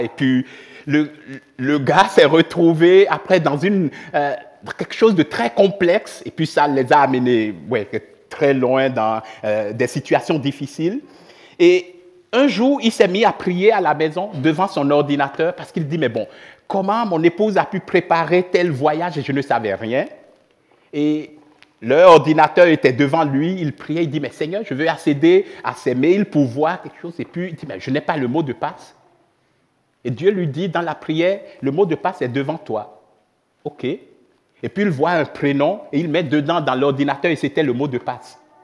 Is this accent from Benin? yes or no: yes; Benin; moved away as an adult; also born or lived in Switzerland; now in Reconvilier, Switzerland; je viens du Bénin, j'ai grandi au Bénin jusqu'à l'âge de vingt-quatre